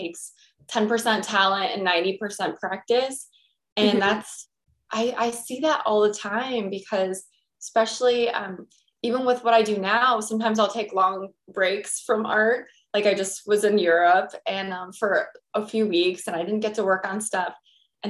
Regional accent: United States; I'm American

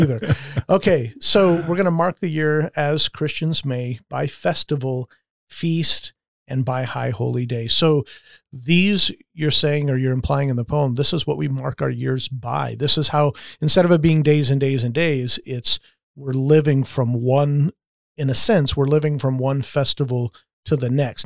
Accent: United States

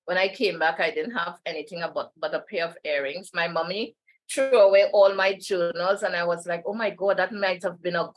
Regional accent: Trinidad & Tobago; I'm from Trinidad

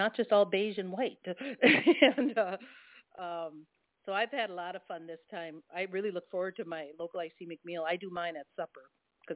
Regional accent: Midwest, United States; I grew up in the Midwest

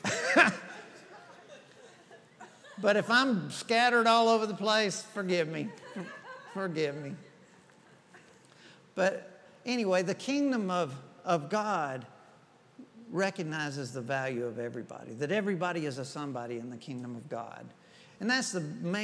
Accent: Clayton County, Georgia, United States; now in Forsyth, United States; I grew up in Clayton County.

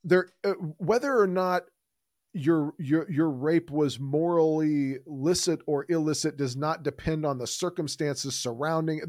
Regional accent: Houston, Texas, United States; I grew up in, I grew up here in Houston, Texas

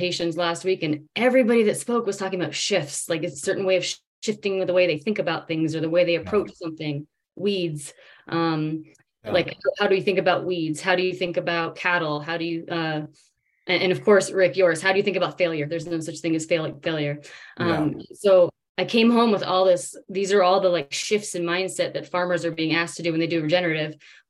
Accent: Davis, California, United States; I grew up in Davis, California, which is a college town, but surrounded by agriculture.

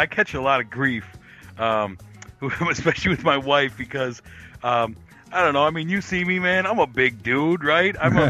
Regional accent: Wisconsin, United States; I'm from Wisconsin here

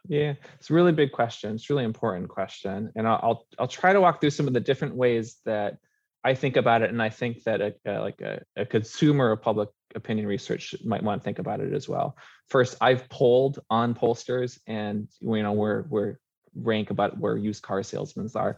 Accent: Minnesota, United States; now in Oregon, United States; I grew up in Minnesota

